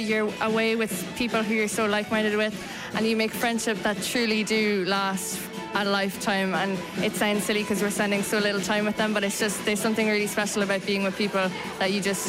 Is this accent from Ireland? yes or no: yes; Cork, Munster, Ireland; I'm from Cork. I study in the Cork School of Music under Simon Aswell.